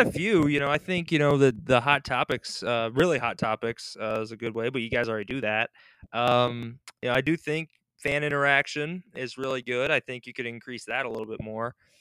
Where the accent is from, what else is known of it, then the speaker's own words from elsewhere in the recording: St. Joseph, Michigan, United States; accent: Michigan accent with a Southern accent; also born or lived in Moscow, Russia; But my accent is actually because I grew up in a country like area, like not like Grand Rapids, but I grew up in St. Joseph, which is a country town on the beach in the Midwest